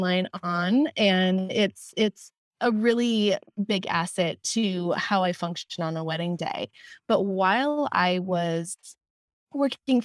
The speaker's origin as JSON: {"language": "English", "region": "Wisconsin", "country": "United States", "tie": "born or raised there", "also_born_or_lived": "Minnesota / London", "moved": "as an adult", "lives_now": "Los Angeles, United States", "said": "I am originally from the Midwest. I grew up in Wisconsin"}